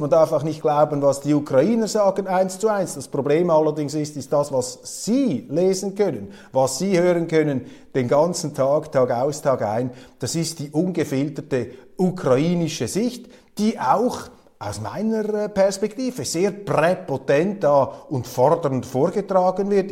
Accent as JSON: {"language": "German", "country": "Switzerland", "said": "als Schweizer"}